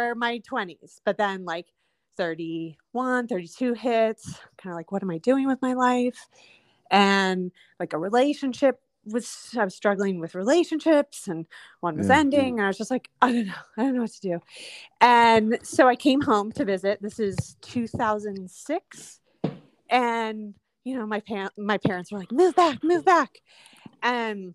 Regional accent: Des Moines, Iowa, United States; moved away; also born or lived in Seattle; growing up in Des Moines

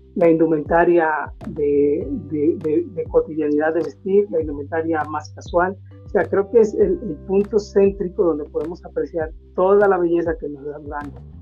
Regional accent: Dominican Republic; moved away as an adult; also born or lived in Peru; yo como dominicano

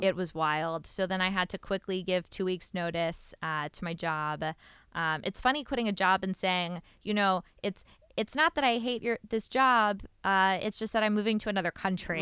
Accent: New York, United States; moved away as an adult; now in Israel; I'm from New York originally. Um, I moved here a few years ago when I joined up west. Uh, grew up in New York, like I said

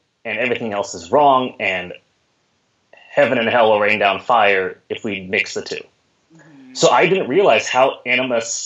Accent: Houston, Texas, United States; moved away as an adult; now in Seattle, United States; I grew up in Texas

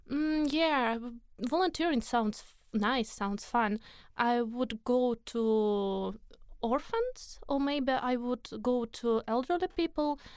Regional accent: Moscow, Russia; English is a second language; so I am from Moscow.

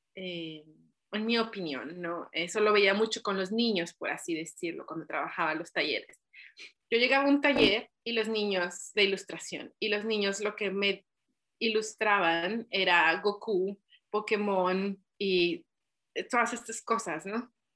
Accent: Chihuahua, Mexico; moved away as an adult; now in Ireland; soy mexicana de Chihuahua

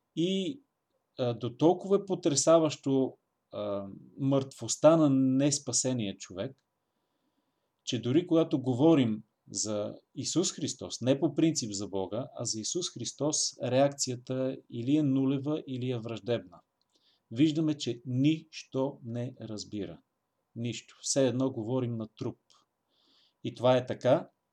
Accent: Bulgaria; нас българите

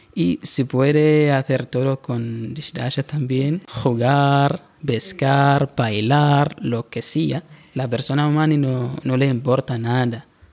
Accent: Bahla, Ad Dakhiliyah, Oman; Spanish is a second language; Yo vivo en Nasib, pero vengo de Wilayat Bahla

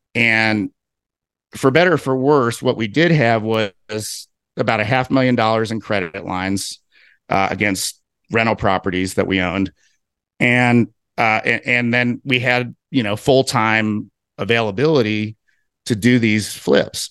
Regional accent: Cincinnati, Ohio, United States; moved away as an adult; now in Salt Lake City, United States; I'm originally from Cincinnati, Ohio. I, I grew up out in the suburbs

